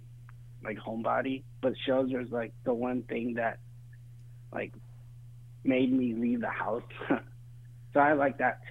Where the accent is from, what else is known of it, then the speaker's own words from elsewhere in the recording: Fresno, California, United States; I grew up in Fresno